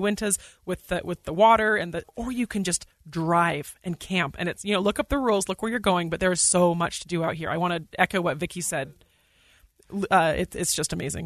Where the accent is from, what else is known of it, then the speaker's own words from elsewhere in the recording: Utah, United States; moved away as an adult; also born or lived in Bay Area, California; I grew up in Utah